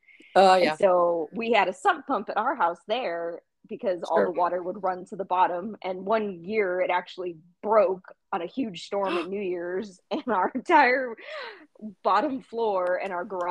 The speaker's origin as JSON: {"language": "English", "area": "the Bay Area", "region": "California", "country": "United States", "tie": "born or raised there", "also_born_or_lived": "Las Vegas / Sacramento", "moved": "as an adult", "said": "I grew up in the Bay Area, and I moved to Las Vegas for college and lived there for quite a few years, and then decided to move back"}